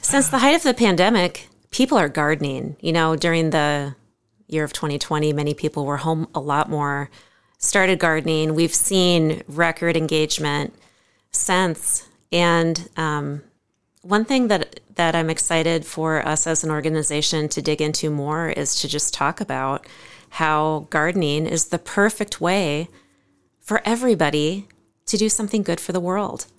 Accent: Cresco, Iowa, United States; also born or lived in Ames, Iowa; now in Decorah, United States; I grew up on a four-generation family farm west of Cresco

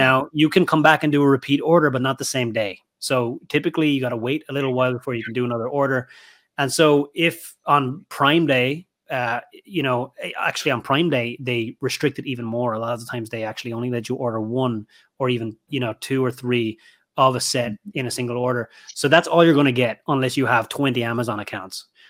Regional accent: Ireland; moved away; my home country of Ireland

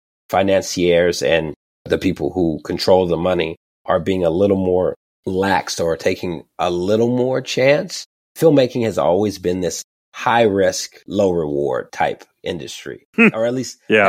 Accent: Detroit, Michigan, United States; I was born in Detroit

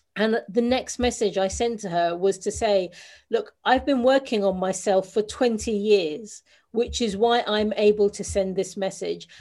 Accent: London, United Kingdom; I'm a Londoner born and bred.

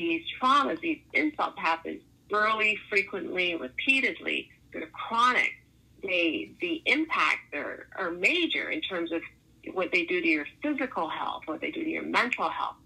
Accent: Toronto, Ontario, Canada; what part of Toronto I'm from

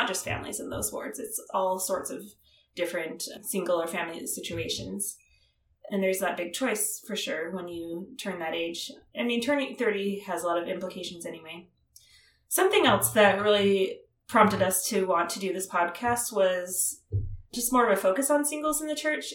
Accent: Las Vegas, Nevada, United States; moved away as an adult; also born or lived in Utah; I actually grew up in the Las Vegas area where I live now

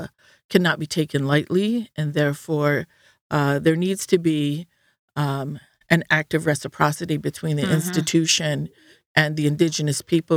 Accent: New York, United States; Absolutely. I'm from the Tuscarora Nation.

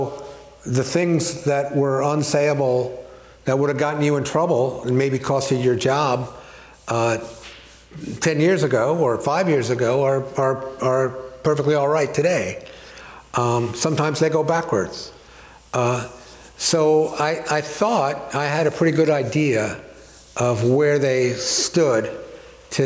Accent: Scarsdale, New York, United States; I grew up in Scarsdale

